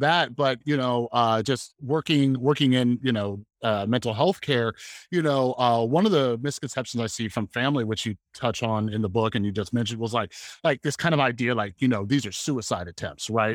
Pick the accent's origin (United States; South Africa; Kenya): United States; Las Vegas, Nevada; I'm from Las Vegas